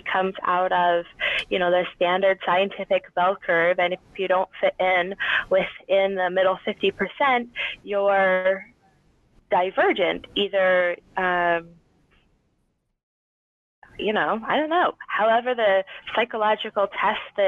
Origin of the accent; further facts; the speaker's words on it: Michigan, United States; now in Central Illinois, United States; I grew up in Michigan